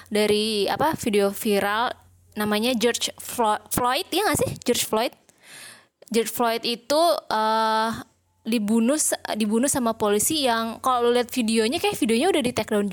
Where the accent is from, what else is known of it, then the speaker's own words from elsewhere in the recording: Indonesia; karena kalau gue lihat isu BLM ini kan memang kita sebagai orang Indo mungkin gak relate ya